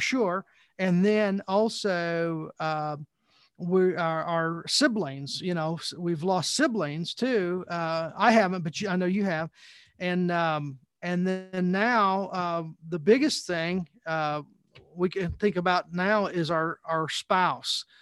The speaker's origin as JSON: {"language": "English", "region": "Southern Indiana", "country": "United States", "tie": "born or raised there", "said": "growing up in Southern Indiana, I was a Indiana Hoosier fan"}